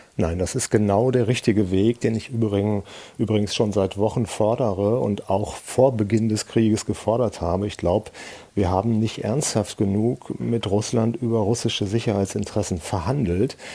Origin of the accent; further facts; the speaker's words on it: Germany; wir als Deutsche